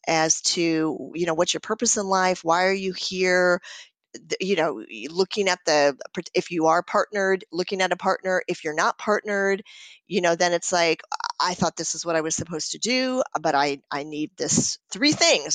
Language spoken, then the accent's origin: English; Minnesota, United States; I'm from Minnesota, so that's what we call them